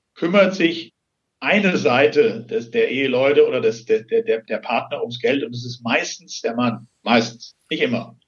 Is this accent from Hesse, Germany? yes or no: yes; Hesse, Germany; moved away as an adult; now in Wienhausen, Germany; ich komme gebürtig aus Hessen und bin vor knapp 17 Jahren hier beruflich bedingt hingekommen